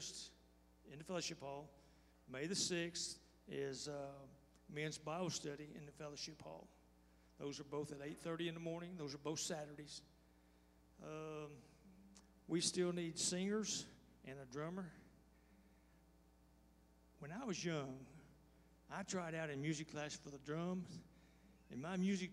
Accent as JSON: {"language": "English", "region": "Texas", "country": "United States", "said": "I'm from Texas"}